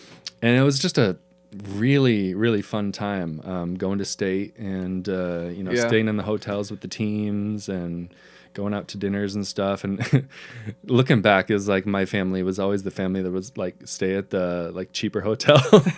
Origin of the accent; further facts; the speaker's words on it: Pendleton, Oregon, United States; I absolutely loved growing up in Pendleton.